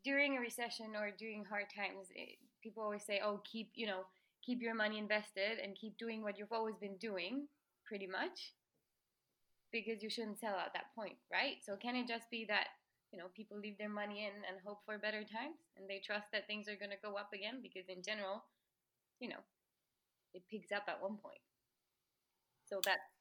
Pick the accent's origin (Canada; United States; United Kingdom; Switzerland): Switzerland; I'm from Switzerland